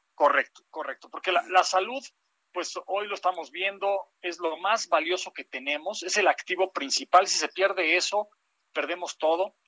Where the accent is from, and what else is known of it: Mexico